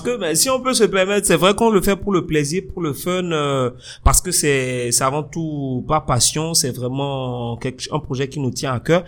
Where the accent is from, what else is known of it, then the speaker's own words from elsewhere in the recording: Benin; je suis béninois. Moi, j'ai fait tout mon cursus ici, euh, euh du primaire à l'université